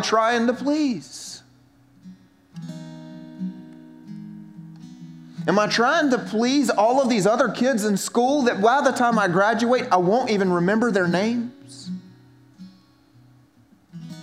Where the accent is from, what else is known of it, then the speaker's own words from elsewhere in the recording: South Carolina, United States; moved away as an adult; I was from South Carolina and had an accent that it shows that I'm from South Carolina